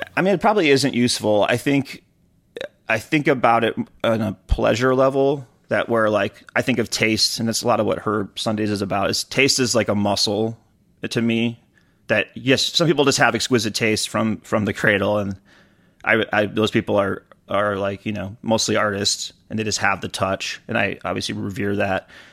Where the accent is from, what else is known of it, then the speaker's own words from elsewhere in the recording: Detroit, Michigan, United States; growing up around Detroit